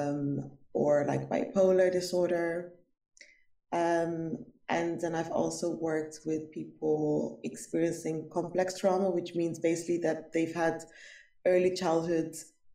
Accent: Rotterdam, South Holland, Netherlands; I grew up basically in Rotterdam

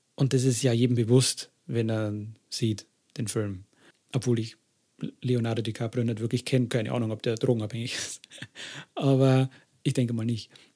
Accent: Germany; bei uns in Deutschland

